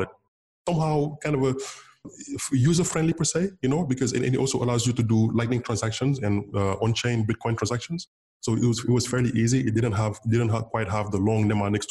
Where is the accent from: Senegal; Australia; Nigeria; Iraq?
Senegal; first language Wolof; English is a second language; moved away as an adult; also born or lived in San Francisco, United States; in Senegal, my native language is Wolof. My mom's tongue is Wolof, W-O-L-O-F. To go to school here, I had to learn French